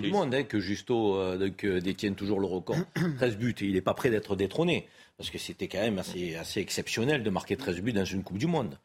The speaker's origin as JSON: {"language": "French", "town": "Marseille", "region": "Provence-Alpes-Côte d'Azur", "country": "France", "said": "moi qui suis Marseillais et, qui est issu d'une ville où le peuple de Marseille"}